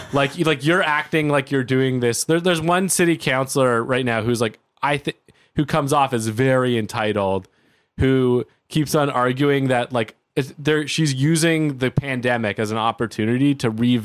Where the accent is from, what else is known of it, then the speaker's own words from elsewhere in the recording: Toronto, Ontario, Canada; growing up in Toronto, like I grew up in a nice neighborhood